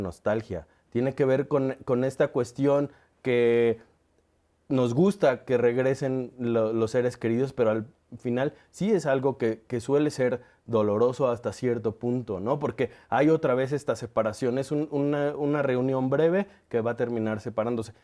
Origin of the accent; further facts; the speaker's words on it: Mexico; como mexicano me siento identificado